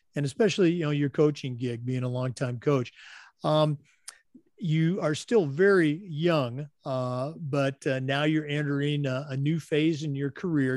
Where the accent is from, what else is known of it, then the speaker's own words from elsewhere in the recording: Oregon, United States; I was born and raised in Oregon